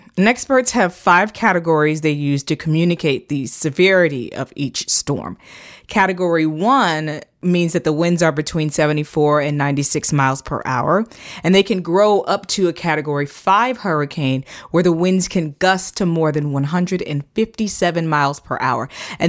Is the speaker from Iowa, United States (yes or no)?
no; Florida, United States; growing up in Florida, I have firsthand experience with hurricanes.